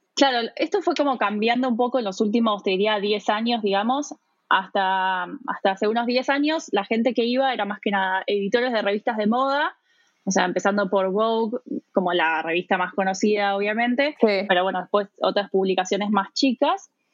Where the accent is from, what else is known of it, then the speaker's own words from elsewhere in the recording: Buenos Aires, Argentina; moved away as an adult; also born or lived in New York, United States; now in Munich, Germany; yo soy argentina, eh, viví la mayor parte de mi vida en, eh, bueno, en Buenos Aires, en la provincia de Buenos Aires, en las afueras y después en, en la ciudad de Buenos Aires